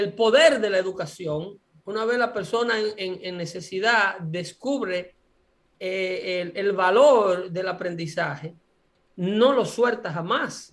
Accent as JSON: {"language": "Spanish", "town": "Sabana de la Mar", "region": "Hato Mayor", "country": "Dominican Republic", "tie": "born or raised there", "said": "el liceo nocturno de mi pueblo"}